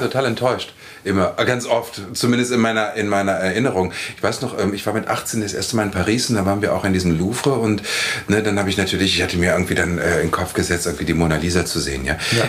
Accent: Lower Saxony, Germany; Ich bin irgendwie auf dem Dorf in Niedersachsen aufgewachsen

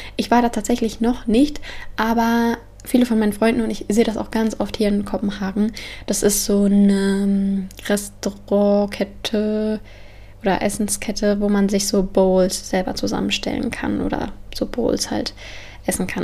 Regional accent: near Frankfurt, Hesse, Germany; moved away; also born or lived in Copenhagen; ich komme ja aus der Nähe von Frankfurt

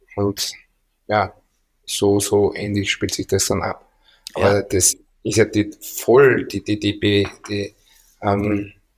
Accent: Austria; wir sind Österreicher

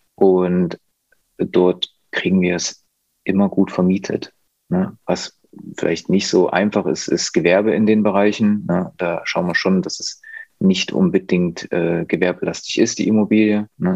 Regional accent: near Leipzig, Saxony, Germany; ich komme aus der Nähe von Leipzig, kenne mich da gut aus

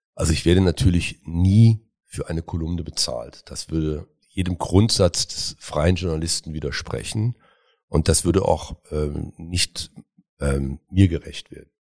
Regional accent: Cologne, North Rhine-Westphalia, Germany; in meine Heimat wollen, nämlich nach Köln

